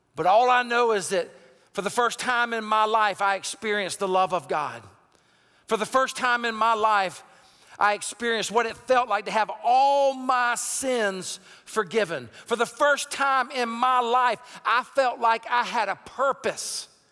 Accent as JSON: {"language": "English", "town": "Sumter", "region": "South Carolina", "country": "United States", "tie": "born or raised there", "also_born_or_lived": "Raleigh-Durham-Chapel Hill area, North Carolina", "moved": "yes", "lives_now": "North Carolina, United States", "said": "I was born and raised in Sumter, South Carolina, grew up in a, in a very southern culture of hunting and sports"}